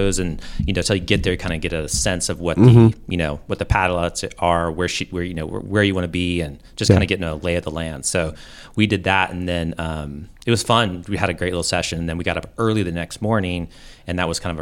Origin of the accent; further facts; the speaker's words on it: the Northwest, Pacific Northwest, United States; now in Wilmington, United States; So I grew up snowboarding out in the Northwest.